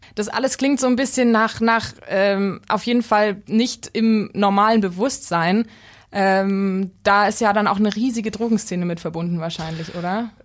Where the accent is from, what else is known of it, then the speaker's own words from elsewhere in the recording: Munich, Bavaria, Germany; in meinem Viertel, wo ich aufgewachsen bin, in Allach